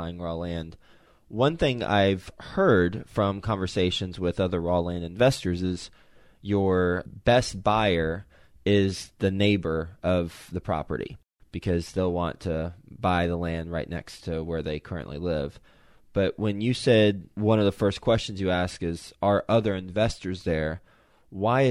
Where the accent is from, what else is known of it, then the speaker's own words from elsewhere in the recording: Fort Worth, Texas, United States; I'm from Fort Worth